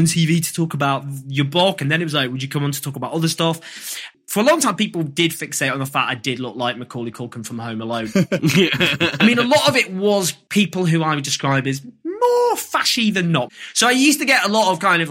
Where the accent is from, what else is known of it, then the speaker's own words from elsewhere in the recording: Stockport, North West England, United Kingdom; I grew up in Stockport